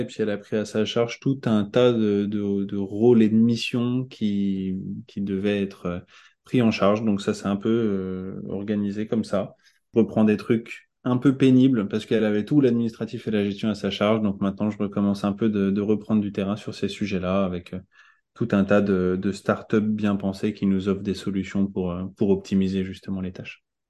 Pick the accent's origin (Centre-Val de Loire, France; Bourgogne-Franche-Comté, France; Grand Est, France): Centre-Val de Loire, France; Tours; moved away as an adult; also born or lived in Paris; now in Caen, France; j'ai grandi à Tours